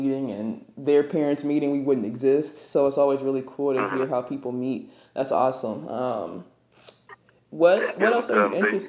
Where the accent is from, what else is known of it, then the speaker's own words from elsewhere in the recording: Ohio, United States; now in Chicago, United States; I'm from Ohio, which isn't too far, but very, very small town.